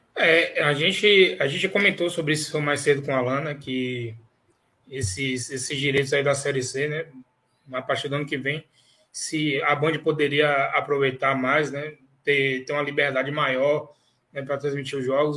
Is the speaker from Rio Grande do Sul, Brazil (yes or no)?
no; Salvador, Bahia, Brazil; Nós que somos aqui de Salvador